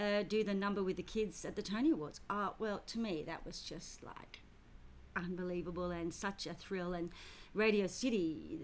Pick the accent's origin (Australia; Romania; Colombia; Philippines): Australia; also born or lived in United Kingdom / London / Paris; I was born in Britain. Came to Australia when I was 4 and a half